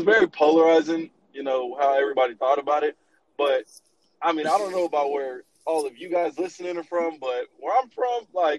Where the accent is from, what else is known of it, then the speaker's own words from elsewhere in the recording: Texas, United States; we're from Texas